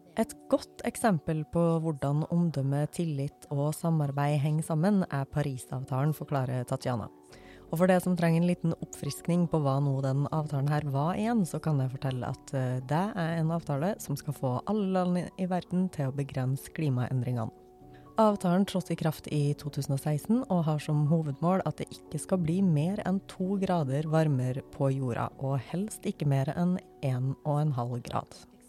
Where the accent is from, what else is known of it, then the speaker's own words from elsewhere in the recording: Norway; jeg bry meg om det som nordmann